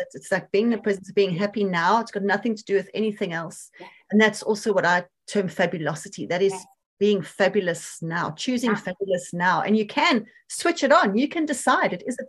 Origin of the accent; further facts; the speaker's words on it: South Africa; I'm South African